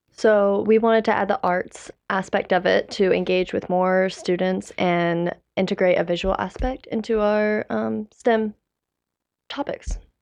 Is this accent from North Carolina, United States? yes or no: yes; Mooresville, North Carolina, United States; I'm from Mooresville